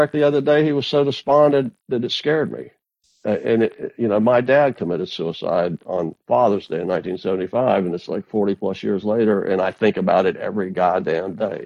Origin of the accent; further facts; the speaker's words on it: Tavares, Florida, United States; moved away; also born or lived in Washington; I was in my hometown, I was in the county seat of my hometown. I was in Tavares, Florida